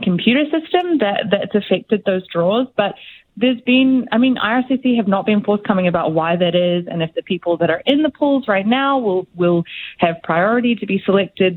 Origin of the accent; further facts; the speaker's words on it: New Zealand; moved away as an adult; now in Canada; I'm from New Zealand